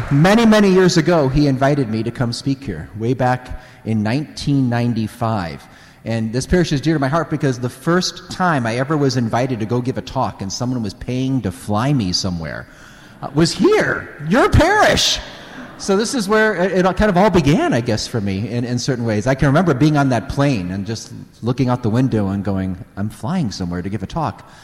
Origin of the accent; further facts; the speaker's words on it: Northwest Indiana, United States; moved away as an adult; also born or lived in Munster, Indiana / Bloomington, Indiana; now in Littleton, United States; I grew up in Northwest Indiana